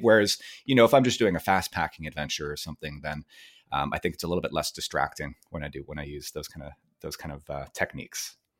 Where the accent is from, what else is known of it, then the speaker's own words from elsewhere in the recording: Vancouver, British Columbia, Canada; born and raised in Vancouver, Canada.